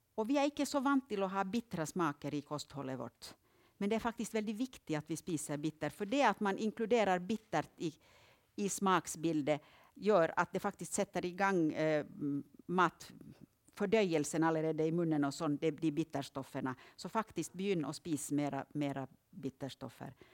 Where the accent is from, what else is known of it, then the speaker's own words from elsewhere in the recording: Finland; now in Østlandet, Norway; Jag kommer ju från Finland